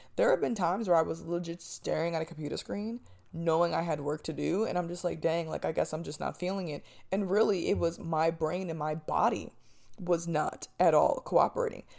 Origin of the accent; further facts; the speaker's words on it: New Jersey, United States; moved away; I'm from Jersey.